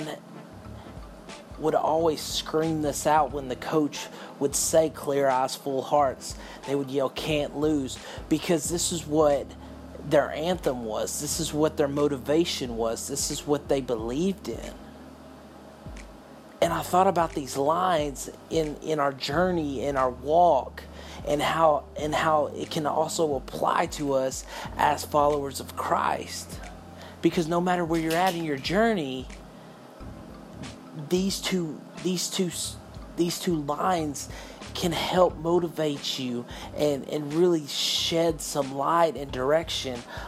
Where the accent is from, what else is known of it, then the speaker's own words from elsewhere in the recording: Texas, United States; I'm from Texas